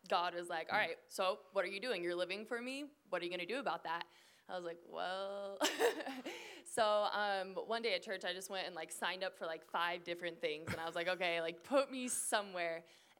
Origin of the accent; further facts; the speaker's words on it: Phoenix, Arizona, United States; And so I'm from Phoenix, Arizona, and so it was kind of weird.